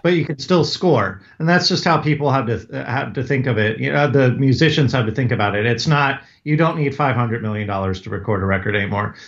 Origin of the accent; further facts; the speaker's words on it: Northern Virginia, United States; growing up in Northern Virginia, right outside D C